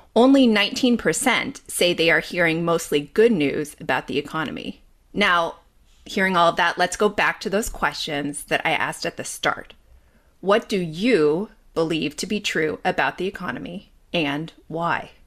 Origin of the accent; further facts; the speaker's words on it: Los Angeles, California, United States; also born or lived in Bay Area, California; I grew up in Los Angeles